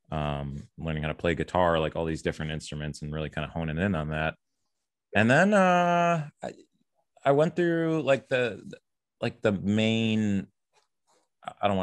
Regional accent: Oak Creek, Wisconsin, United States; also born or lived in South Milwaukee; I was actually born in South Milwaukee, technically, but most of my childhood was in Oak Creek, pretty much from four going all the way through high school

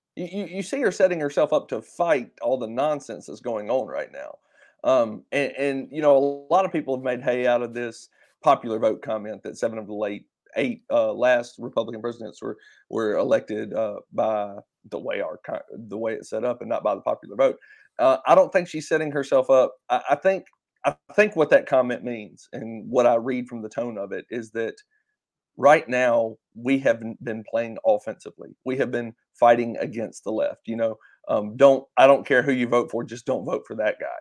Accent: Vicksburg, Mississippi, United States; Jeff and I are both from Vicksburg

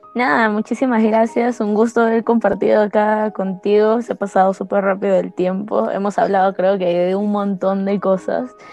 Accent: Ayacucho, Peru; la ciudad que, que de donde soy yo

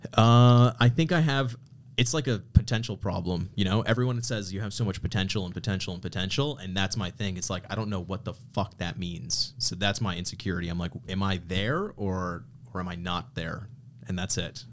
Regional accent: Canada; I grew up in Canada

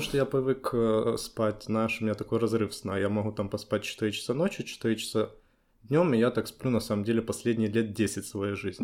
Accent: Kyiv, Ukraine; also born or lived in Poland; это мой родной город

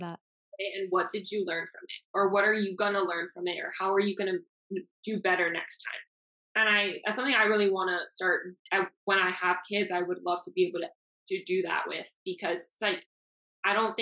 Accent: Miami, Florida, United States; first language Spanish; English is a second language; I'm born and raised in Miami. I left for school for 7 years, but I'm back now

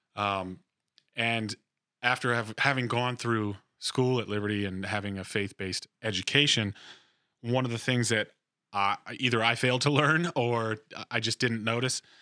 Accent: New Jersey, United States; moved away as an adult; also born or lived in Virginia; I am from New Jersey originally

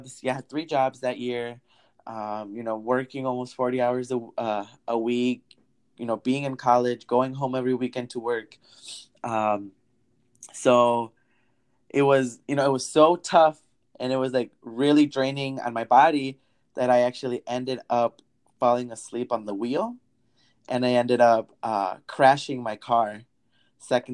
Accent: Wisconsin, United States; moved away as an adult; also born or lived in Illinois; I grew up in Wisconsin, but I went to a college in Illinois

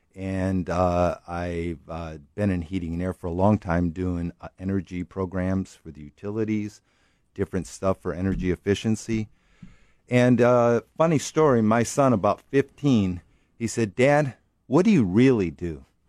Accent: Detroit, Michigan, United States; moved away as an adult; now in California, United States; I grew up in Detroit

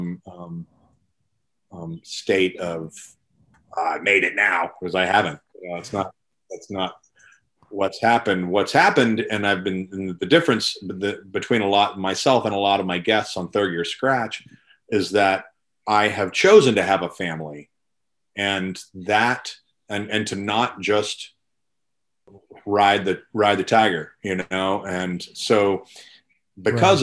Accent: Louisville, Kentucky, United States; moved away as an adult; also born or lived in Kansas City; I'm originally from Louisville, Kentucky. And then I kind of grew up there. I spent some years in Louisiana and then moved back to Louisville

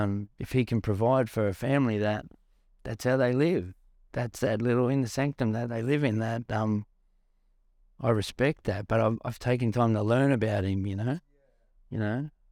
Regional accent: Australia; even me, mate, like being an Australian kid, to not know some of the stuff I now know, was it's horrible to think that how people were treated in our country

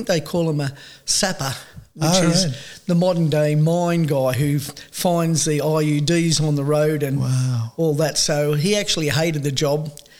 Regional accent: Sydney, New South Wales, Australia; I think I'll start where my dad and mum, we were living in Regent's Park in Sydney, New South Wales.

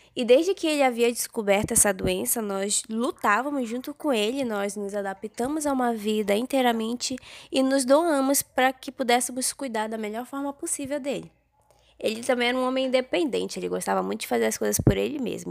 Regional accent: interior of Pará, Brazil; nós somos do interior do Pará

